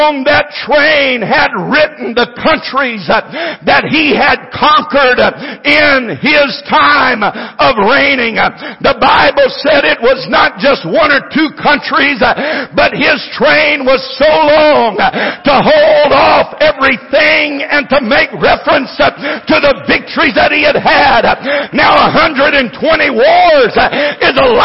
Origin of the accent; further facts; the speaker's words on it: United States; I'm an American